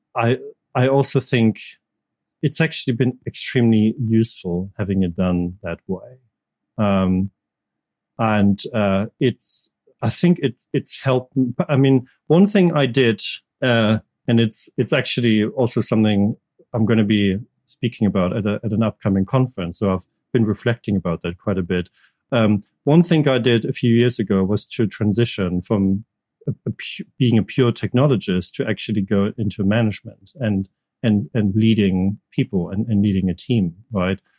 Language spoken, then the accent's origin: English; Germany; English is a second language; moved away as an adult; also born or lived in United States; now in United Kingdom